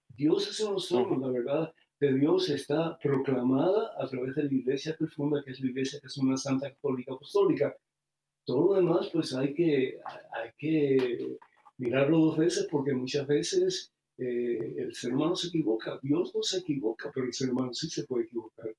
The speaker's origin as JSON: {"language": "Spanish", "country": "Cuba", "tie": "born or raised there", "moved": "yes", "lives_now": "United States", "said": "¿para qué voy a tener que salir de Cuba si yo vivo aquí?"}